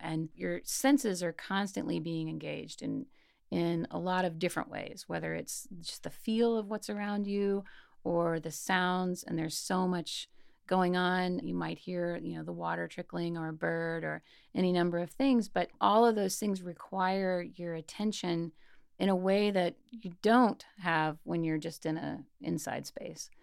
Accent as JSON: {"language": "English", "region": "Mississippi", "country": "United States", "tie": "born or raised there", "said": "I grew up in Mississippi and lived in a fairly small uh, but college town"}